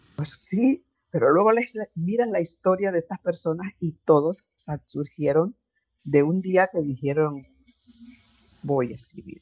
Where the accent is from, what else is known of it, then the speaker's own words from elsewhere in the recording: Chiriquí, Panama; now in Spain; en, Panamá, en mi tierra, en Chiriquí.